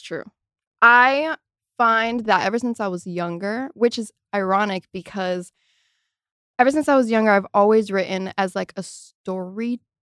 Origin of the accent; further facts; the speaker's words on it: Miami, Florida, United States; moved away as an adult; now in Los Angeles, United States; I am very much from Miami